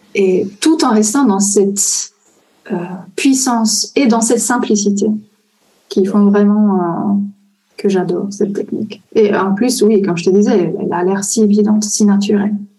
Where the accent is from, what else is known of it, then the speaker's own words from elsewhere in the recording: Italy; French is a second language; je suis italienne